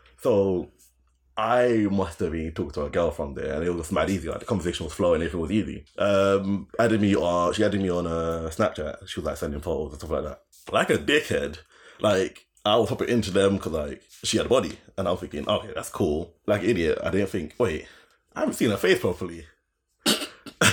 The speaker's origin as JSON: {"language": "English", "region": "London", "country": "United Kingdom", "said": "I'm from Greenwich"}